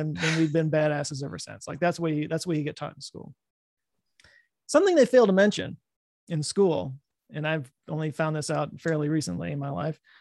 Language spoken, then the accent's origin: English; Texas, United States; I live in Texas. I've lived here my whole life.